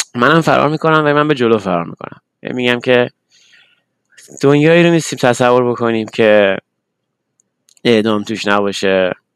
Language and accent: Persian; Tehran, Tehran Province, Iran; moved away; ما بچه تهرانم یعنی بچه شهرم